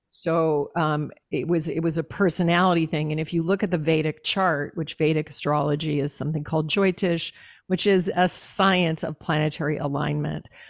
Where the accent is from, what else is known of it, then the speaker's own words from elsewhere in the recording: Alaska, United States; I was raised in Alaska.